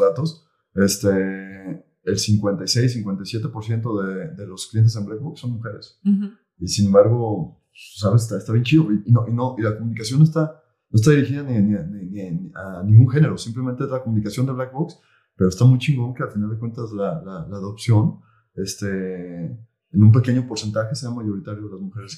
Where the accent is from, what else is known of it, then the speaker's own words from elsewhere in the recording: Tala, Jalisco, Mexico; moved away as an adult; now in Guadalajara, Mexico; yo soy de Tala. Tala es una ciudad aquí, ciudad eh, pequeña, cerca de, Guadalajara, 50 kilómetros. Y ahí nací, ahí crecí, y luego me vine a estudiar la universidad para acá.